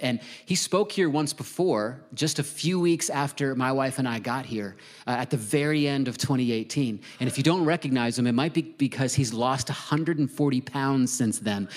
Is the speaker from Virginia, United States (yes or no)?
yes; Virginia Beach, Virginia, United States; moved away; one of the churches I grew up in in Virginia Beach, Virginia